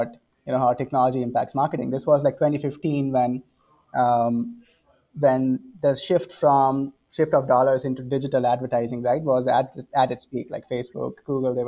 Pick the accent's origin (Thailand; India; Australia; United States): India; central India; moved away; as you can see from my accent, born and brought up in India. So I was born in the central part of India